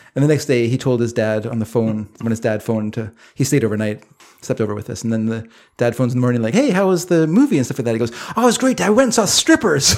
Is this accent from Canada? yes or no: yes; British Columbia, Canada; also born or lived in Coquitlam, British Columbia / Delta, British Columbia; I'm a Canadian